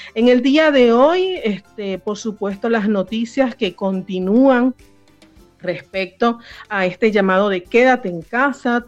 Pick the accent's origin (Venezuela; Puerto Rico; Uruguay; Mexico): Venezuela; en Venezuela, que es donde yo nací